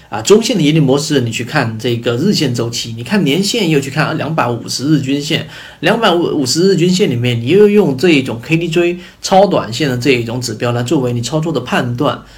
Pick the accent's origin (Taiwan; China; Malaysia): China; 我们中国人